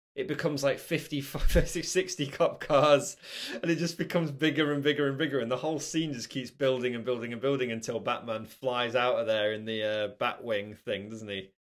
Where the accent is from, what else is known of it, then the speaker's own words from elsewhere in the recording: Nottingham, East Midlands, United Kingdom; I grew up in Nottingham